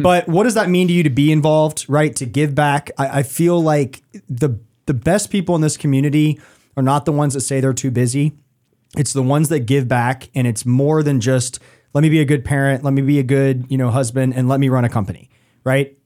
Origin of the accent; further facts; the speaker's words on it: Atlanta, Georgia, United States; now in Charlotte, United States; growing up in Atlanta